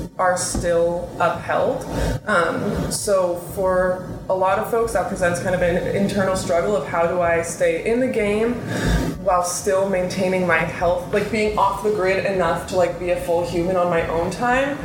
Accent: Seattle, Washington, United States; Yeah, I grew up here. Born and raised.

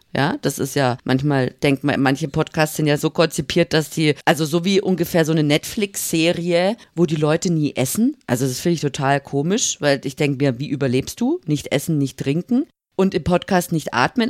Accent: Upper Bavaria, Germany; now in Swabia, Germany; Ich bin aufgewachsen in Oberbayern und wohne jetzt aber schon im Schwabeländler ganze Zeit.

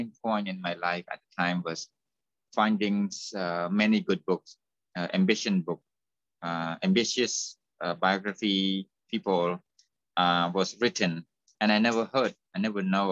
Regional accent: Cambodia; moved away as an adult; I left my hometown

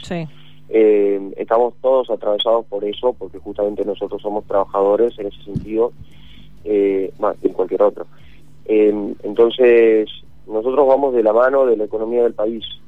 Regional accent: Tucumán, Argentina; yo, por ejemplo, soy de Tucumán

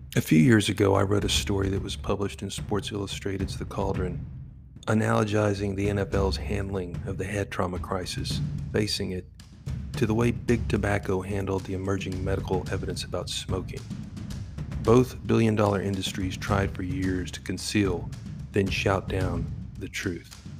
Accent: Texas, United States; my home state of Texas

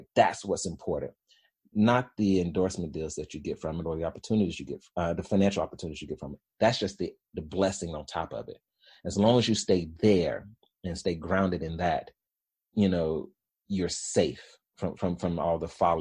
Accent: Birmingham, Alabama, United States; I was born in Birmingham, Alabama, in Woodlawn. And so anybody that knows Birmingham, particularly in the 80s and 90s, Woodlawn was not the place you wanted to be in, right? And so single parent, high school education, and three kids

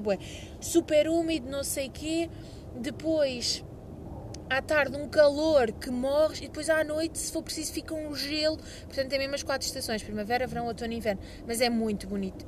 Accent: Lisbon, Portugal; accent: Lisbon; também dizem que as pessoas de Lisboa têm o sotaque, mas para nós é normal

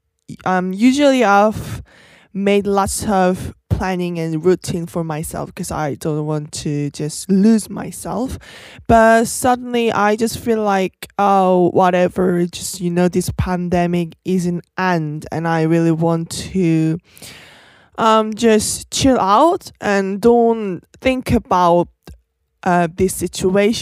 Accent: South Korea; from South Korea

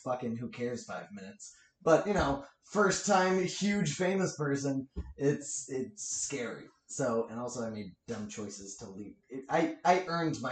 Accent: Milford, Massachusetts, United States; also born or lived in Mendon, Massachusetts; my hometown

